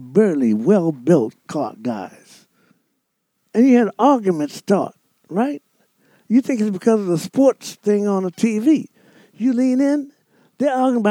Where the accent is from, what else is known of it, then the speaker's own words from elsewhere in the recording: New Orleans, Louisiana, United States; I was born and raised in New Orleans